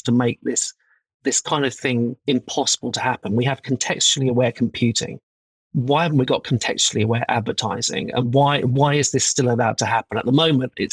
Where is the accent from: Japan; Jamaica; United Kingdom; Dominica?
United Kingdom; as a Brit